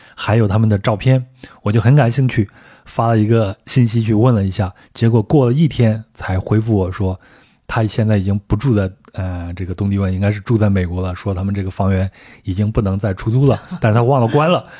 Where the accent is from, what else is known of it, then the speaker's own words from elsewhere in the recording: China; 我说从中国过来